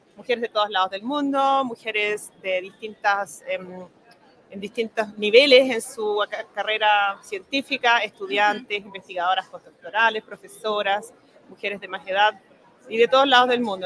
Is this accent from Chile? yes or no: yes; Santiago, Santiago Metropolitan Region, Chile; moved away as an adult; also born or lived in Germany / France / England; Yo soy de Santiago